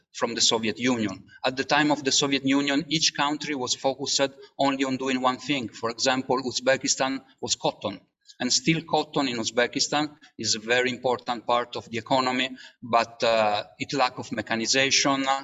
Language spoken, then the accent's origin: English; Italy; I come from Italy